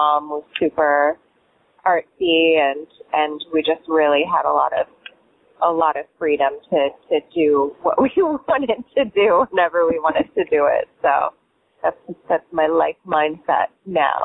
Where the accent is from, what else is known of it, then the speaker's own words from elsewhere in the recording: Kalispell, Montana, United States; also born or lived in New York City / Virgin Islands; now in Key West, United States; I grew up in Kalispell, not Cowspell, Montana, which is right, northwest Montana